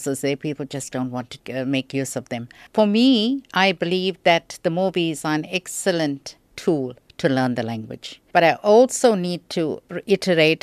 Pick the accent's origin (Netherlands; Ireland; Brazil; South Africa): South Africa; I'm a South African